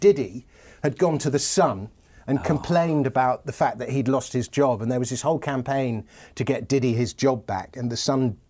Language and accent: English; London, United Kingdom; I grew up in Fulham